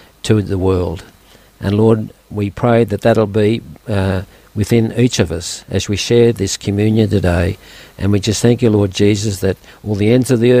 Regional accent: Dubbo, New South Wales, Australia; also born or lived in Balladoran / Yeoval; now in Orange, Australia; that's where I was born in Dubbo, bred there

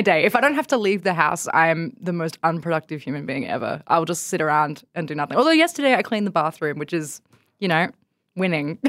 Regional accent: Bathurst, New South Wales, Australia; moved away as an adult; I grew up in Bathurst

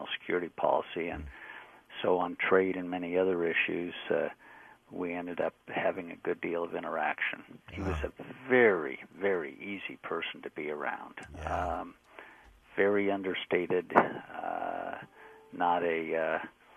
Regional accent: Utah, United States; moved away; I was from Utah

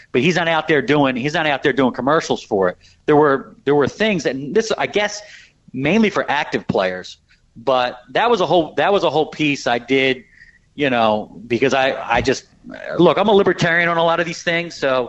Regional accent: Philadelphia, Pennsylvania, United States; I'm from Philly.

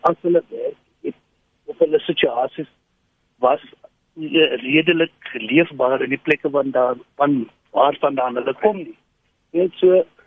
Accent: South Africa; ons as Suid-Afrikaners

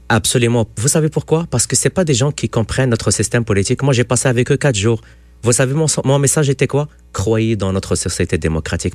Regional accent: Quebec, Canada; En tant que Québécois

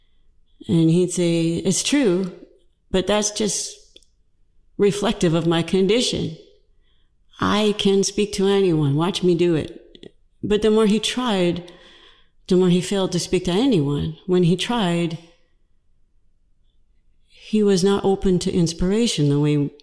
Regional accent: Georgia, United States; I'm from Georgia

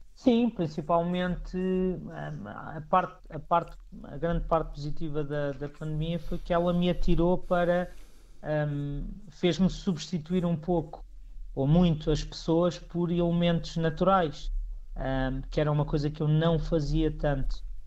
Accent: Picote, Norte, Portugal; eu falo sempre do, do, do, do lugar onde nasci

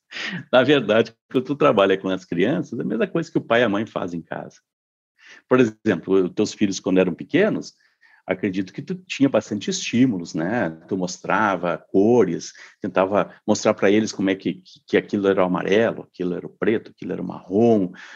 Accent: Santa Maria, Rio Grande do Sul, Brazil; moved away as an adult; eu nasci em Santa, em Santa Maria, no Rio Grande do Sul, eh, e morei lá até os 24 anos

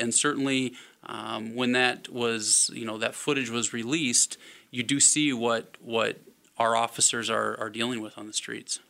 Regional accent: Omaha, Nebraska, United States; moved away as an adult; also born or lived in Winona, Minnesota; now in La Crosse, United States; I was born and raised in Omaha, Nebraska.

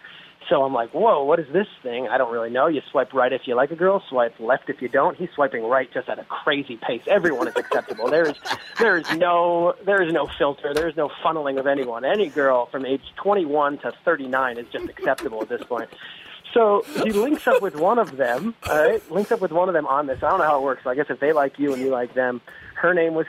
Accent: New Jersey, United States; now in New York, United States; New Jersey is where I grew up, but I am a New Yorker now. But yeah, a Jerseyite is what you might want to call it. I grew up on the Jersey Shore

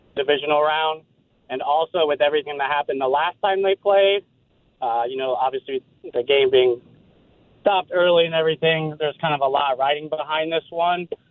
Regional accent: Columbus, Ohio, United States; moved away as an adult; now in Vienna, United States; I'm from Columbus, Ohio. Just moved up in the area

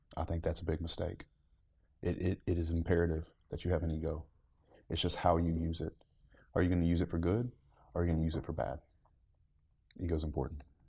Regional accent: the South, United States; growing up in the South

